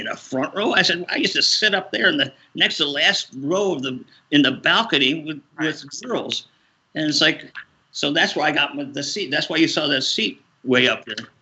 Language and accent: English; Rockford, Illinois, United States; I'm a guy from Rockford, Illinois